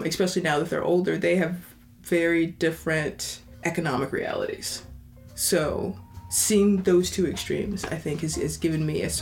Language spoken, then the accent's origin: English; Kentucky, United States; moved away; Growing up in Kentucky